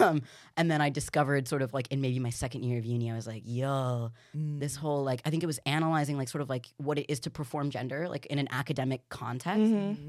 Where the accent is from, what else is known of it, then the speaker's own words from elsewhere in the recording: Carmichael, California, United States; I grew up in Carmichael California it's this like tiny quite Republican quite Christian suburb